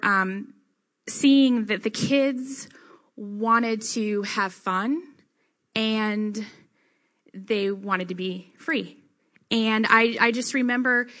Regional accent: Denton, Texas, United States; growing up in Texas

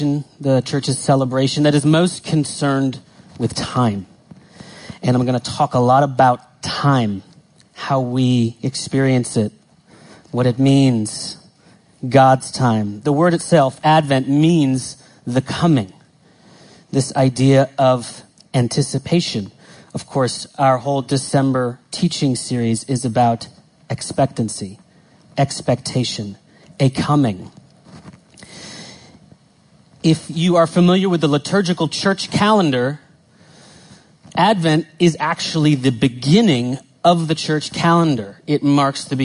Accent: United States; I grew up in the States

